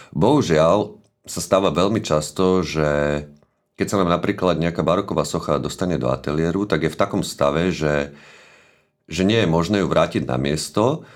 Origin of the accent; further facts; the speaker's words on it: Bratislava, Bratislava Region, Slovakia; narodil som sa v Devine, pri Bratislave.